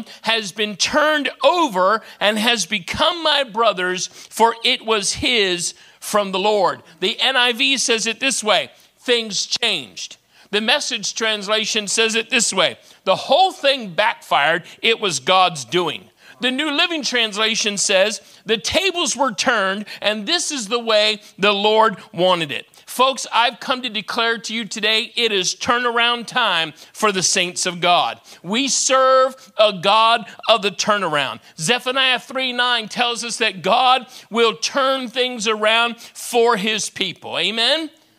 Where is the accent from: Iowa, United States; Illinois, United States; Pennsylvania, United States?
Pennsylvania, United States; York; now in Maine, United States; I live in the great state of Maine, born and raised in York, Pennsylvania, but my wife is the maniac, and so we live in the state of Maine.